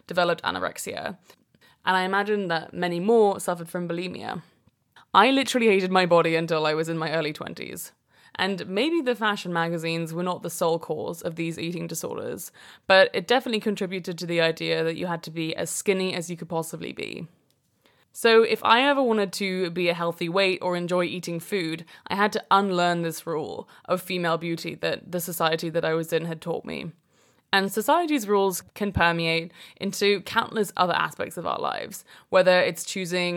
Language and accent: English; London, United Kingdom; also born or lived in Brooklyn, New York; now in New York, United States; I currently live in Brooklyn, New York, and I'm originally from London in England.